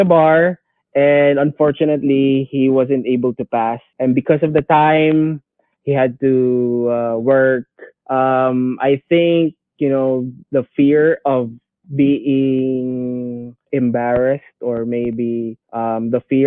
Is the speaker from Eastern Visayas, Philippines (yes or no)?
yes; Tacloban, Eastern Visayas, Philippines; a rapper from Tacloban City